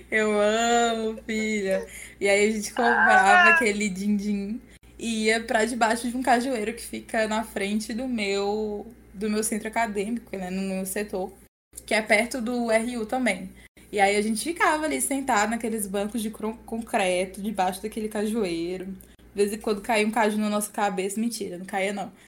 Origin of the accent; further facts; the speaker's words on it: Piauí, Brazil; eu sou piauiense